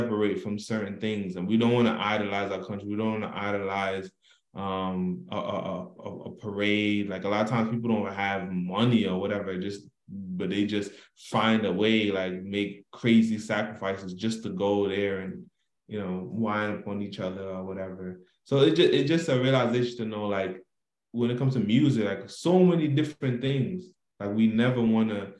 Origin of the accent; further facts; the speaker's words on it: Jamaica; I love being Jamaican